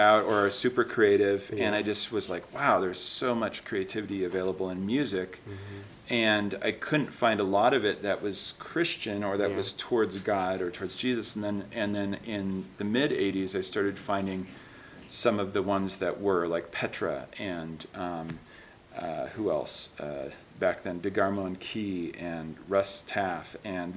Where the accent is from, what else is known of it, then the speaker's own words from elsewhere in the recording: Seattle, Washington, United States; I grew up in Seattle, Washington area.